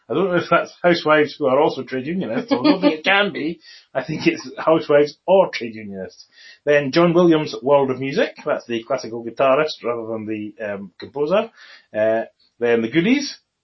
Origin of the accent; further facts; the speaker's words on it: Scotland, United Kingdom; I am a Scottish person.